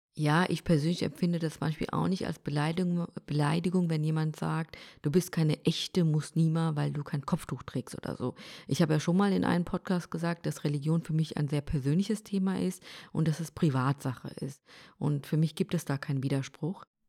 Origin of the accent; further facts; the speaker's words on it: Germany; mein Heimatland Deutschland ist